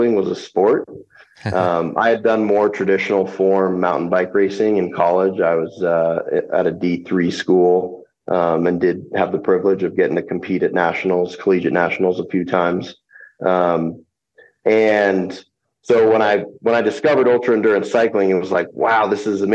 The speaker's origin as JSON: {"language": "English", "region": "Vermont", "country": "United States", "tie": "born or raised there", "moved": "yes", "lives_now": "Anchorage, United States", "said": "I grew up in Vermont"}